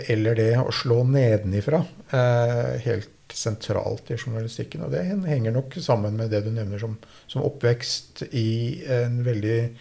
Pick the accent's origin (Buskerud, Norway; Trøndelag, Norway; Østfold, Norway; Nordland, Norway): Buskerud, Norway; Drammen; jeg vokste opp, i Drammen. Ja. Vokste opp ikke så langt herfra. Jeg er døpt uh, i Drømsø kirke.